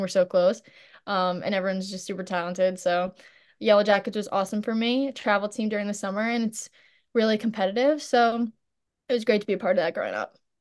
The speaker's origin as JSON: {"language": "English", "town": "St. James", "region": "New York", "country": "United States", "tie": "born or raised there", "said": "growing up in Saint James is awesome."}